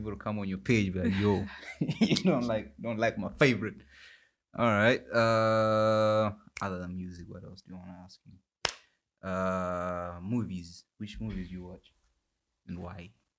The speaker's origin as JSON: {"language": "English", "country": "Zimbabwe", "moved": "yes", "lives_now": "Vancouver, Canada", "said": "I'm from Zimbabwe."}